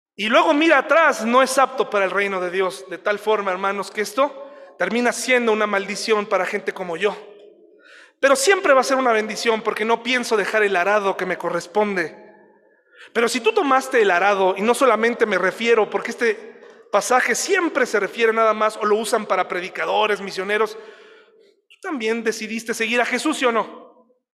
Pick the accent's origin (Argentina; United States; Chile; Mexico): Mexico; así somos los mexicanos